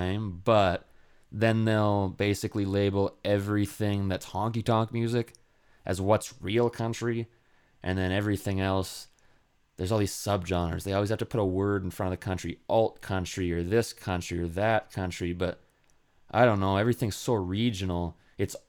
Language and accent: English; Edmonton, Alberta, Canada; I'm from Alberta. Town called Edmonton, or a city called Edmonton. I'm from around that area, but yeah, it's mostly just cold up here